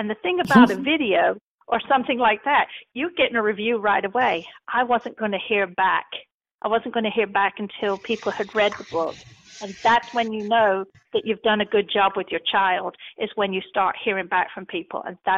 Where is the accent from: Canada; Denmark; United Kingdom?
United Kingdom; England; Plus, I'm English. I use words that people don't understand over here.